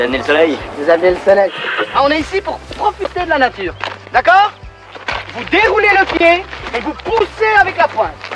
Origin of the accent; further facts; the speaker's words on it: Normandy, France; Je suis normand, canet, donc c'est pas très loin, c'est au, pas de la porte, j'ai envie de dire, euh, de là où j'ai grandi